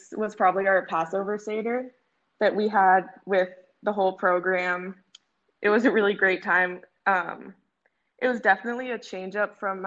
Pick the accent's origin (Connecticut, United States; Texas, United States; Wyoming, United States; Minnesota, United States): Texas, United States; Dallas; moved away as an adult; also born or lived in Claremont, California; I'm from Dallas, Texas. I went to high school in Dallas.